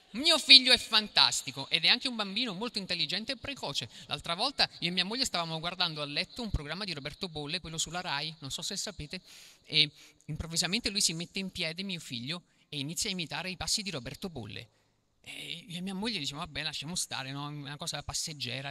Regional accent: Acerra, Campania, Italy; vengo da Cerra, che si trova a pochi rifiuti tossici da Napoli

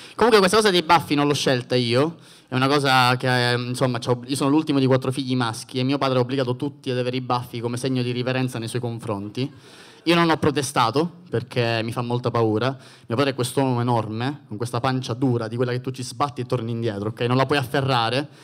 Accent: Sicily, Italy; essendo siciliano

